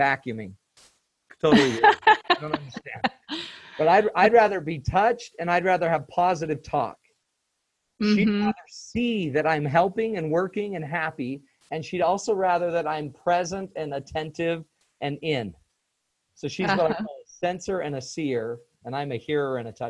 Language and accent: English; Utah, United States; I'm from Utah. Utah's arid.